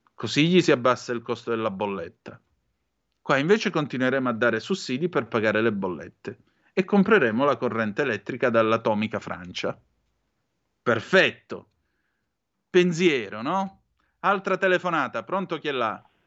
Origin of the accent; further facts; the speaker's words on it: Southern Italy, Italy; io sono un meridionale, non un terrone